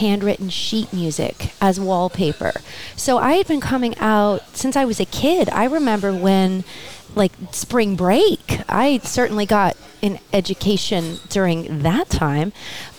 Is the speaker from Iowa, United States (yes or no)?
no; New Jersey, United States; now in Coachella Valley, United States; We're from New Jersey.